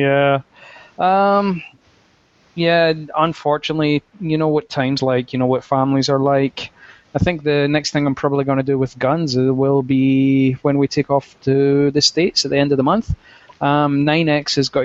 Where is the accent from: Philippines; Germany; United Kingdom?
United Kingdom; Scotland; being Scottish